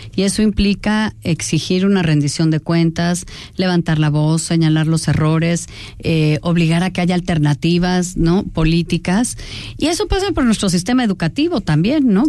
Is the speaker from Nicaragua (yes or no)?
no; Mexico; forma de relacionarnos los mexicanos